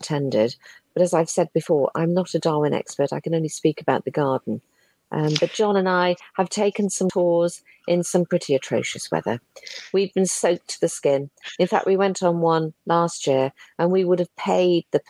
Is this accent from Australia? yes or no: no; Shropshire, West Midlands, United Kingdom; I'm Shropshire born and bred, and I would never leave